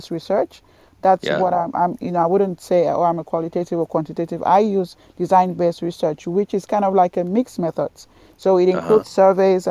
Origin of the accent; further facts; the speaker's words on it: Cameroon; moved away as an adult; also born or lived in London / Scotland / Tallahassee, Florida; I was born in Cameroon in West Africa